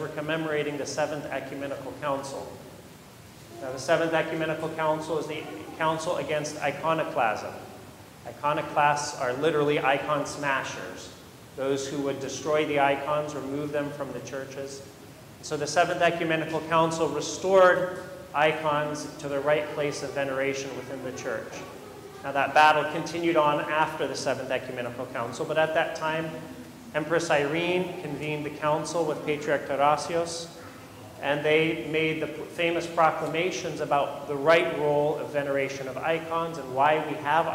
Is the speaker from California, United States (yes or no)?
yes; Modesto, California, United States; I grew up in Modesto, in Central Valley, California